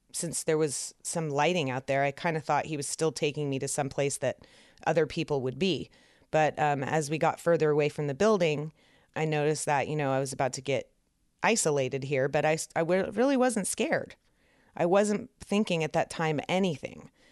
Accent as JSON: {"language": "English", "town": "San Francisco", "region": "California", "country": "United States", "moved": "yes", "said": "I was from San Francisco"}